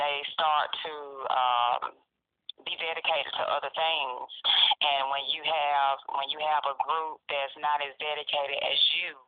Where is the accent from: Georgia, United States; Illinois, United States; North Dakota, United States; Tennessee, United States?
Georgia, United States; Macon; I am from Macon, Georgia